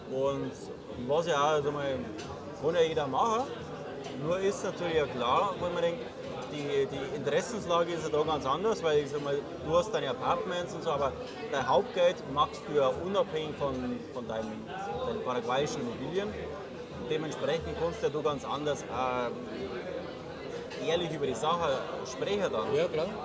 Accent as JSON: {"language": "German", "country": "Germany", "said": "ich jetzt als Deutscher, der noch nie in diesem Land war"}